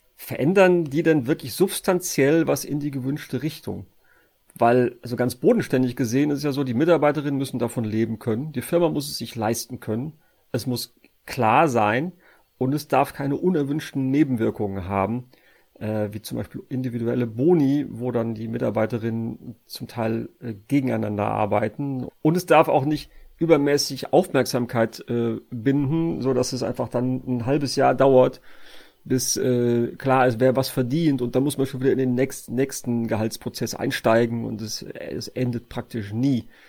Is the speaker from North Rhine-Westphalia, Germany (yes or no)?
yes; Sauerland, North Rhine-Westphalia, Germany; ich komme ja aus Westfalen, äh, beziehungsweise das sage ich immer nur, um zu verschleiern, dass ich eigentlich aus dem Sauerland komme